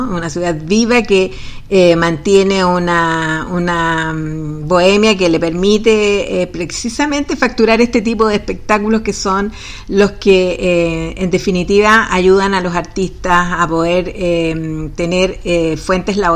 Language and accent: Spanish; Viña del Mar, Valparaíso, Chile; Sí, soy de Viña del Mar.